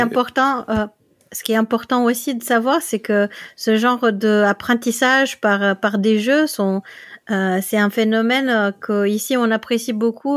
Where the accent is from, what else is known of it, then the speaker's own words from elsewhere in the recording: Netherlands; now in Limoges, France; je viens des Pays-Bas